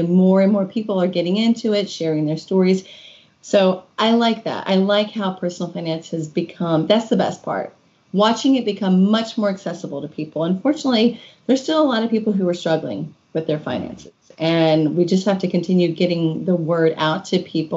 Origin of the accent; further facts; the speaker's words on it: Kentucky, United States; moved away as an adult; also born or lived in Washington, D.C.; My husband and I moved back to Kentucky, which is my home state